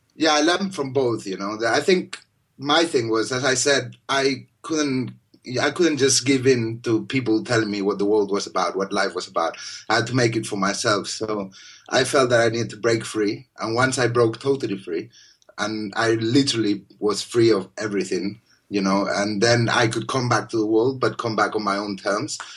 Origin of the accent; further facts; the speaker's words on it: Spain; moved away; I'm from Spain, and obviously we have all these uh, Islamic influence